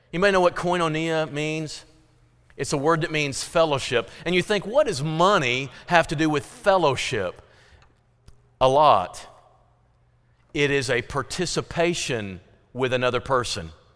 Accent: Fredericktown, Missouri, United States; growing up in Frederick Town, Missouri, we had potluck meals

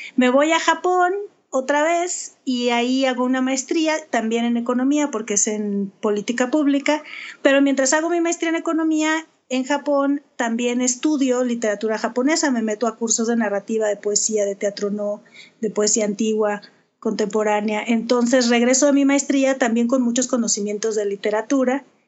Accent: Sonora, Mexico; also born or lived in Culiacán, Sinaloa; aunque nací en Culiacán, crecí en Sonora

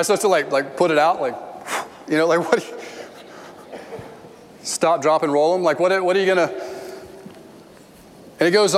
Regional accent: United States; I grew up in the Church of the United States

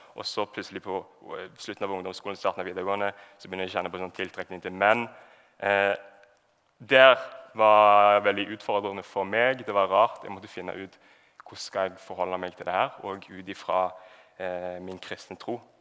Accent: Sandnes, Rogaland, Norway; jeg er oppvokst eh, i Sandnes

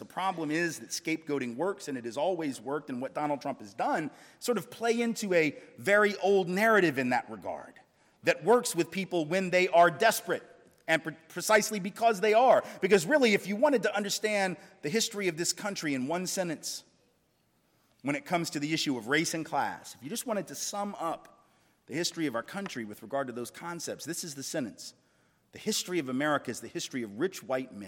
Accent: the South, United States; I'm from the South, lived in the South all my life

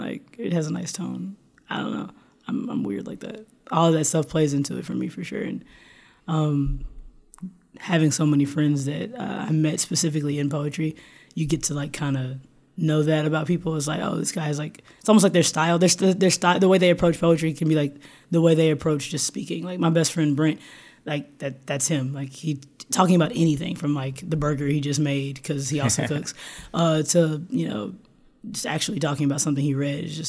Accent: Austin, Texas, United States; growing up in Austin

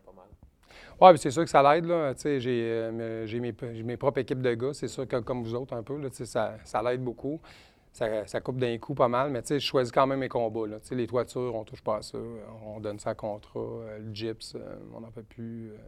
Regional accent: Edmonton, Alberta, Canada; now in Quebec City, Canada; je viens de Edmonton, en Alberta. Je suis né en Alberta, mais ma famille vient pas mal toute d'ici à Québec. présentement, on habite sur la rive sud de Québec

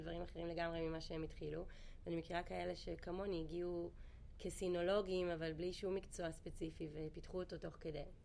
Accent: Israel; moved away as an adult; now in China; בתור ישראלים

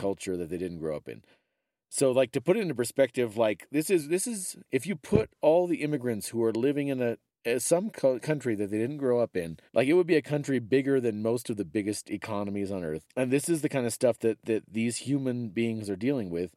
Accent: United States

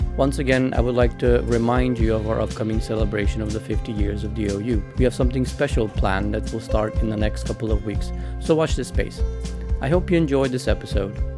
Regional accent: North Macedonia; I'm from Macedonia, so that's former Yugoslavian republic.

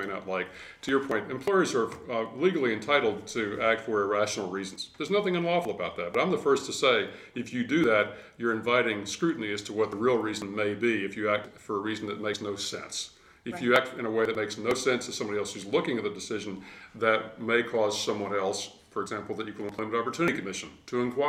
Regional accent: Charlotte, North Carolina, United States; now in Asheville, United States; Born and bred in Charlotte, but I've been in North Carolina essentially my entire working life

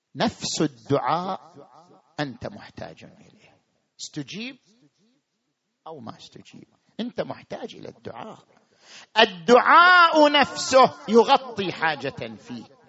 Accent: Qatif, Eastern Province, Saudi Arabia; في بلدنا القطيف

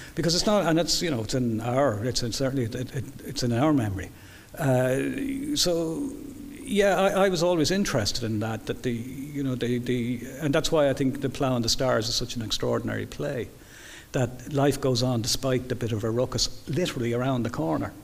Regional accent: Dublin, Leinster, Ireland; I'm very much a Dubliner

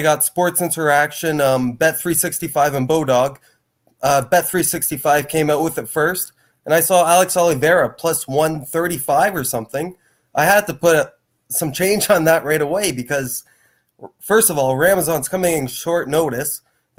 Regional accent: Barrie, Ontario, Canada; I'm from Barrie, Ontario.

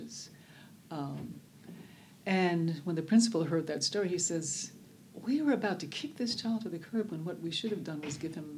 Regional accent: Birmingham, Alabama, United States; now in Oakland, United States; I was born in Birmingham, Alabama, which we there knew as Bombingham, Alabama

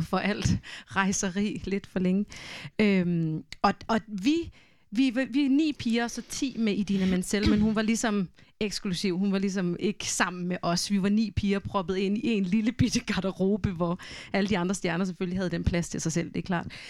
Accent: Denmark; first language Danish; jeg er jo vokset op med dansk, det er, jo, det er jo mit modersmål

